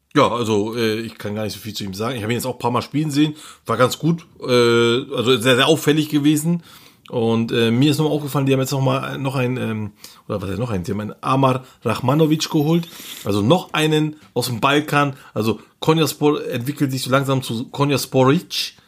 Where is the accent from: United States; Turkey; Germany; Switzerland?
Turkey; hier bei uns in der Türkei